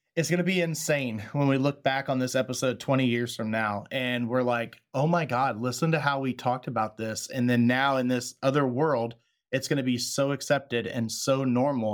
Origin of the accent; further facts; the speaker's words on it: Texas, United States; moved away; my home state of Texas